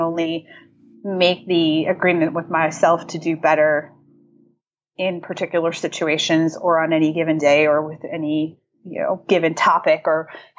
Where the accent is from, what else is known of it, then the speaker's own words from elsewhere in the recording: New England, United States; Like I grew up in New England. sarcasm and, you know, like that sort of thing is just part of the culture.